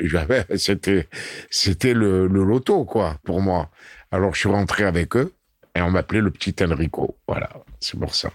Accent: Constantine, Constantine Province, Algeria; C'est Constantine, ma ville natale.

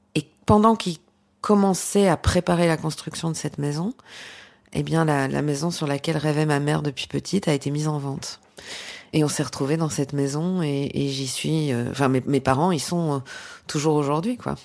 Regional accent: Belgium; dans ce petit village, le cinéma, il était loin

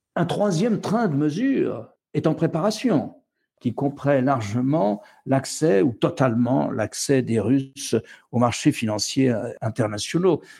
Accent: France; Chez nous, en France

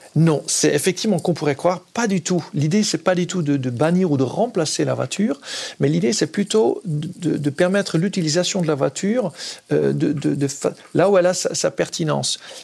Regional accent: Netherlands; French is a second language; moved away as an adult; now in France; moi, en tant qu'Hollandais, j'ai grandi aux Pays-Bas, euh, j'ai vécu jusqu'à 23 ans

